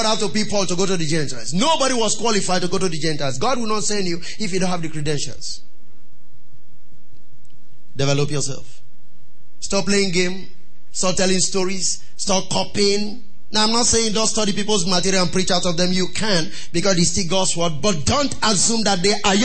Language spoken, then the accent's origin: English; Nigeria; I was ashamed of being a Nigerian